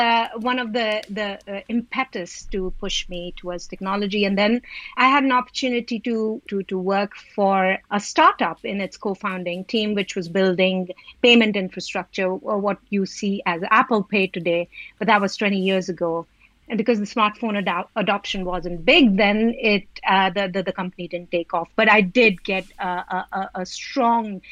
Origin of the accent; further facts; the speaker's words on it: Delhi, India; moved away as an adult; now in United Kingdom; I'm from originally from Delhi in India, came to UK for education